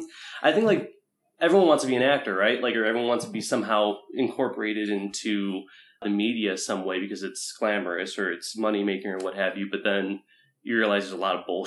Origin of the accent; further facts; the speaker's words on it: Mentor, Ohio, United States; moved away as an adult; also born or lived in Springfield, Ohio; now in Columbus, United States; I'm from Cleveland. East side of Cleveland, which no one really knows where, like, Mentor, Ohio is. But it's close enough to Cleveland, that's what I say. But I moved here probably, like, I think 4 or 5 years ago.